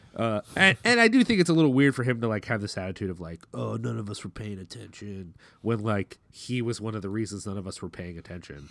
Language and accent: English; Philadelphia, Pennsylvania, United States; we're from Philly